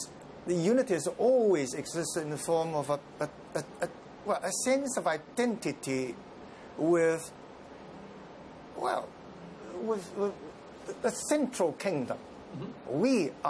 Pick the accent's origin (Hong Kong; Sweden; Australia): Hong Kong; also born or lived in Guangzhou, China; I was born in Canton and brought up in Hong Kong